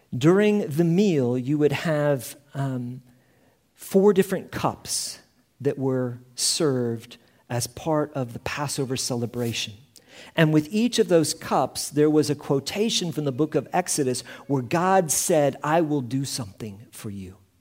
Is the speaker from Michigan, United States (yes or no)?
no; Indiana, United States; also born or lived in Houston, Texas; now in Prague, Czechia; I was born in Indiana and, uh, in the Midwest of the United States